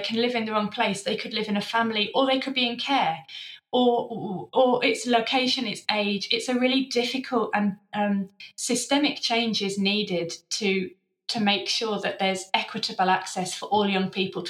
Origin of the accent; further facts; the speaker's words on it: London, United Kingdom; Growing up in London, it wasn't something you ever had to think about.